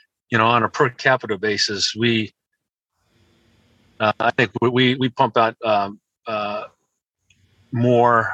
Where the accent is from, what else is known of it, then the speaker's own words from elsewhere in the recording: American Samoa; And I'm from American Samoa